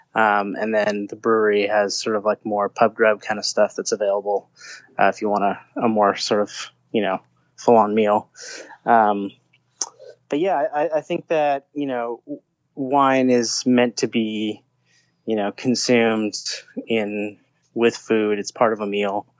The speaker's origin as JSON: {"language": "English", "region": "Southern California", "country": "United States", "tie": "born or raised there", "said": "I grew up in Southern California"}